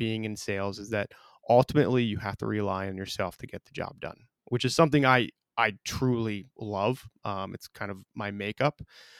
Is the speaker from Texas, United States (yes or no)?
no; South Burlington, Vermont, United States; I was born and raised in South Burlington, Vermont, and Hickok & Boardman obviously is our main office is here in Burlington, and I was looking for the opportunity to get back home